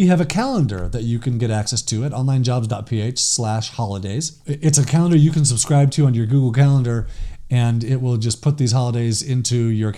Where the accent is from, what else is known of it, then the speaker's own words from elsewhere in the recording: Los Angeles, California, United States; moved away; growing up in Los Angeles